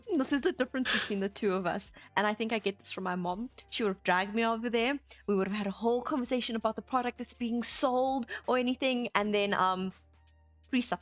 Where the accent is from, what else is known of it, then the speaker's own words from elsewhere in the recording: South Africa; as South Africans